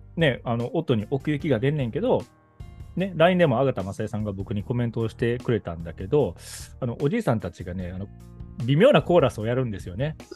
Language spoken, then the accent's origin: Japanese; Kobe, Hyogo, Japan; 僕は神戸出身なんだけど